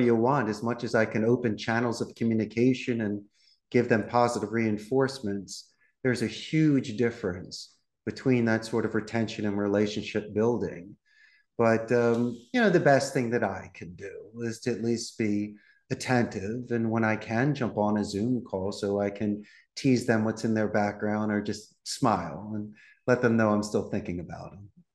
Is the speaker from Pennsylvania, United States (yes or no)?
yes; Philadelphia, Pennsylvania, United States; moved away as an adult; now in Costa Rica; I'm originally from Philadelphia